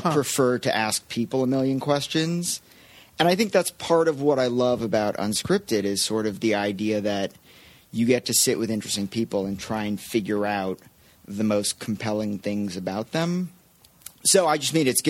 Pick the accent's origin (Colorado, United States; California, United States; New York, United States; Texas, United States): California, United States; Los Angeles; I grew up in Los Feliz.